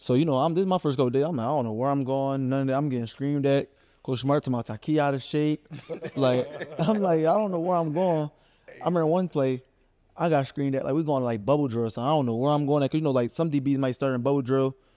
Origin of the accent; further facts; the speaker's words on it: Philadelphia, Pennsylvania, United States; moved away as an adult; now in Athens, United States; I'm from Philadelphia